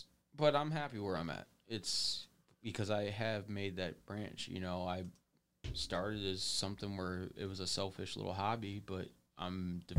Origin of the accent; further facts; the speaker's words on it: Monroe, United States; many things can do that around Monroe, which is sad, but I want some more, you know, I want more from my hometown